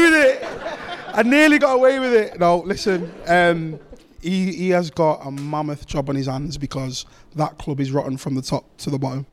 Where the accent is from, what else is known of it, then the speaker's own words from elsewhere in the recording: Manchester, North West England, United Kingdom; I grew up actually on Lloyd Street, so I could see Main Road from my house.